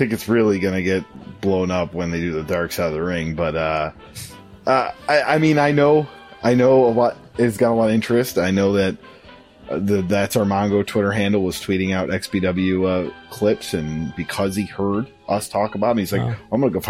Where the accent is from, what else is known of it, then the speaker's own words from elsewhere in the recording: Buffalo, New York, United States; I will, be in Buffalo, my hometown